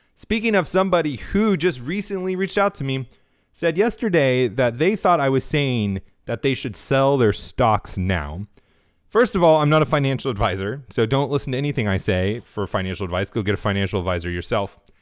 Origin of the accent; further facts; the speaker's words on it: California, United States; now in Florida, United States; growing up in California most of my life, living here in Florida now